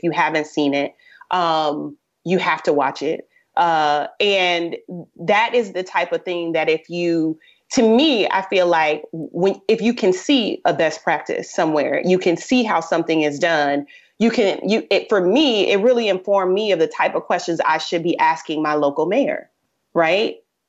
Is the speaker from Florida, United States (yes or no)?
yes; Tampa, Florida, United States; from Tampa Bay, born and bred.